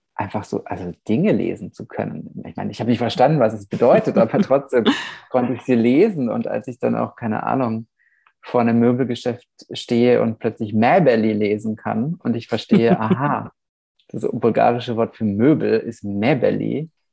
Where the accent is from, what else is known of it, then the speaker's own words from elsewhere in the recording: Nuremberg, Bavaria, Germany; moved away as an adult; also born or lived in Vișeu de Sus, Romania; now in Vienna, Austria; Nürnberg auch, gehört natürlich auch, ist auch meine Heimatstadt